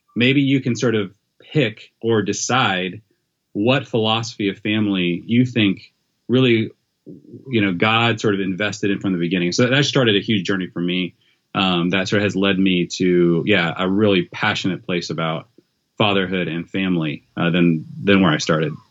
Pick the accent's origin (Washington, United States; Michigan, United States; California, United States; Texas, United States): Washington, United States; Federal Way; moved away; south of Seattle, in a town called Federway, Washington